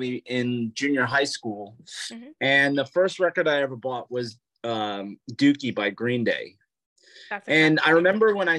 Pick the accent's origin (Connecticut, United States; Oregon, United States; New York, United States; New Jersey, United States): New York, United States; now in Pennsylvania, United States; I'm a heart surgeon in Pennsylvania. And I'm originally from New York.